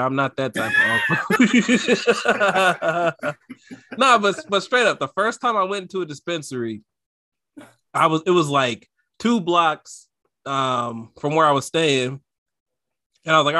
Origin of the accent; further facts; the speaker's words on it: North Carolina, United States; now in California, United States; I grew up in North Carolina